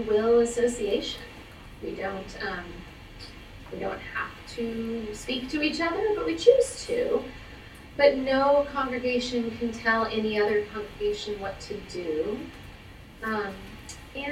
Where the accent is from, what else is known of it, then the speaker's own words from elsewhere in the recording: Los Angeles, California, United States; moved away as an adult; now in New York City, United States; I grew up in West Los Angeles, moved to New York City in 1999